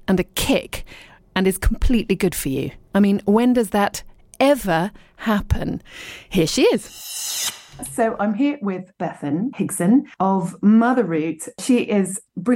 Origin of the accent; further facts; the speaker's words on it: Dorset, South West England, United Kingdom; also born or lived in Richmond, London / London / abroad; now in East Sheen, London, United Kingdom; I was born in Richmond, then I was brought up in Dorset, and I lived and worked in London for a little bit, but then I lived abroad for ages